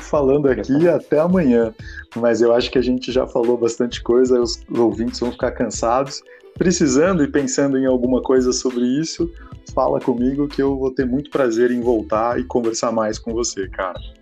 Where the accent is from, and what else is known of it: Bragança Paulista, São Paulo, Brazil; also born or lived in Portugal